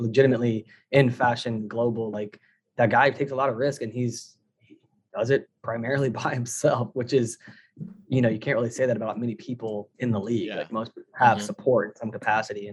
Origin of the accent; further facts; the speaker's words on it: Midwest, United States; I'm from the Midwest